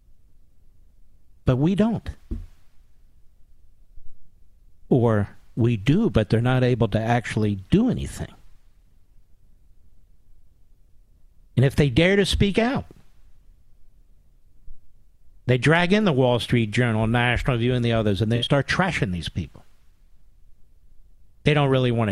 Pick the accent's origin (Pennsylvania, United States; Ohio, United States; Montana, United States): Pennsylvania, United States; Philadelphia; moved away; Philadelphia, Pennsylvania, my hometown